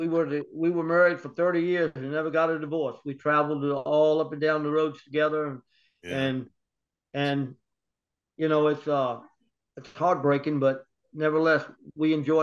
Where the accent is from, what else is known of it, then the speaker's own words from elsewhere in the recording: Richmond, Virginia, United States; I was born in Richmond, Virginia.